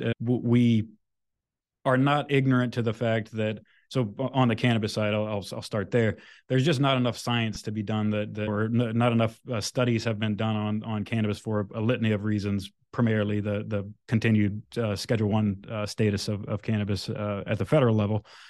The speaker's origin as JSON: {"language": "English", "region": "Louisiana", "country": "United States", "moved": "yes", "said": "I'm originally from Louisiana"}